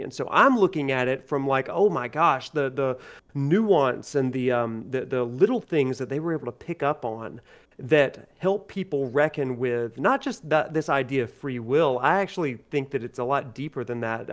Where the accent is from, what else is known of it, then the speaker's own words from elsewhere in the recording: Alabama, United States; I grew up in Alabama, and I'm still in Alabama